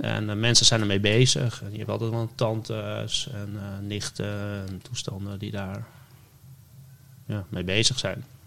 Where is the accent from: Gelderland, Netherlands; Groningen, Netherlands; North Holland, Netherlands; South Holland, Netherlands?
North Holland, Netherlands; West-Friesland; moved away; also born or lived in Amsterdam; ik ben in West-Friesland opgegroeid